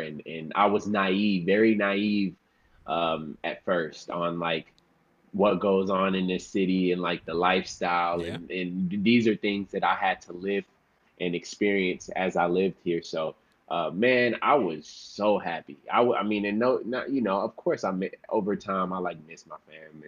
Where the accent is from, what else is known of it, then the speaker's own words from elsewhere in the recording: Houston, Dallas, Texas, United States; moved away as an adult; now in Los Angeles, United States; I was born in Houston, and uh, I lived there till I was nine, and then uh, we, me and my mother and my sister moved to to Dallas, Texas, where you know I finished off school